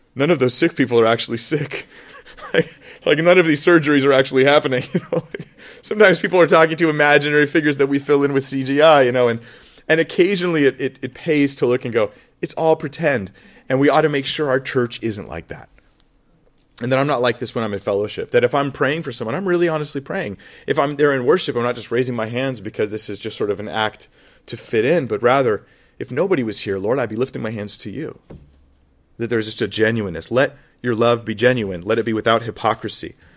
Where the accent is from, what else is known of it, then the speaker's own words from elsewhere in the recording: United States; moved away; when I grew up in America